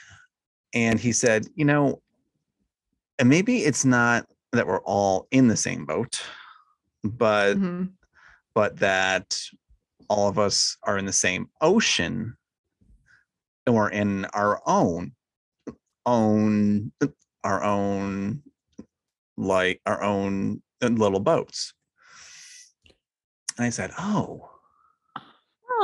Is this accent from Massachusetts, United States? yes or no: no; New York, United States; moved away; where I grew up in New York.